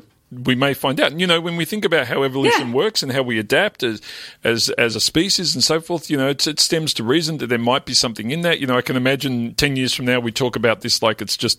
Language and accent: English; Melbourne, Victoria, Australia; I grew up in the West Melbourne, wasn't the most affluent area